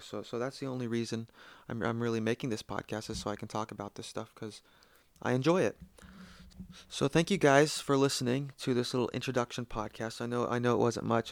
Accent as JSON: {"language": "English", "country": "United States", "said": "I'm from the United States"}